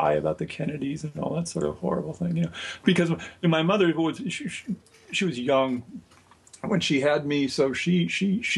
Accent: Hermosa Beach, California, United States; I grew up on the Strand when I was a boy. My parents had an apartment on the Strand in Hermosa Beach.

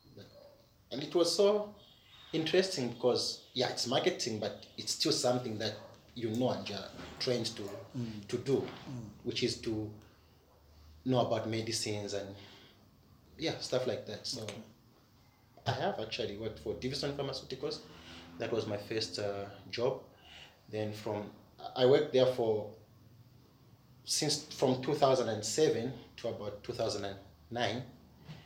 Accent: Kitwe, Copperbelt Province, Zambia; I grew up in Kitwe

